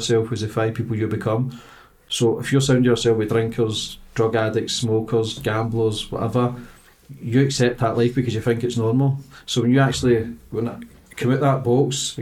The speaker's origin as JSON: {"language": "English", "area": "Poso", "region": "Scotland", "country": "United Kingdom", "tie": "born or raised there", "said": "I grew up in Poso"}